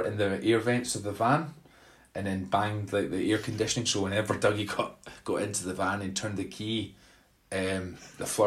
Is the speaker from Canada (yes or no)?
no; Glasgow, Scotland, United Kingdom; I was born and bred in Glasgow